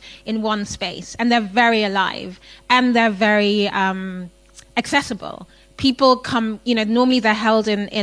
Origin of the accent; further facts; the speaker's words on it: Ghana; So I'm from Ghana. I live in Ghana.